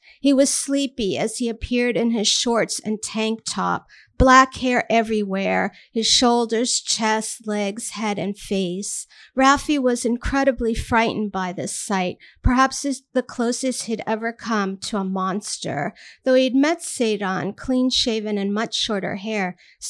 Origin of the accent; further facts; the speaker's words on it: Armenia; now in Queens, United States; they could not care less that I was Armenian